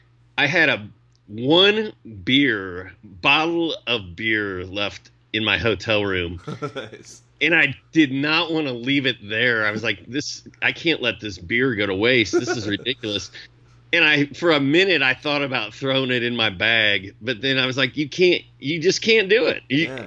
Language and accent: English; Indianapolis, Indiana, United States; I grew up in Indy